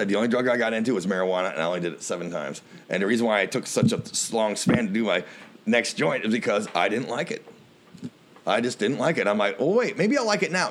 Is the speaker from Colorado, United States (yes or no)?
no; Illinois, United States; Illinois, we're Yanks